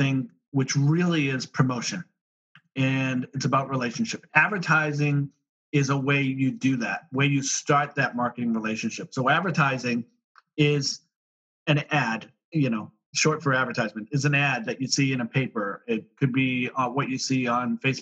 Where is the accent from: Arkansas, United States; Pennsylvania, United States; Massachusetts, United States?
Massachusetts, United States; Boston; I'm from Boston, so we had snow, so I shoveled driveways